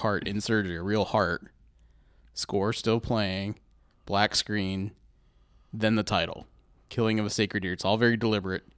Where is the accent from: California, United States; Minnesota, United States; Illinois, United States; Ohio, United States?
Ohio, United States; Columbus; We're from Columbus